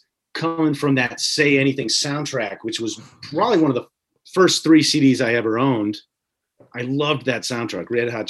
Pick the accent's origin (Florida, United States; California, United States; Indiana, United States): Indiana, United States; I grew up in Indiana.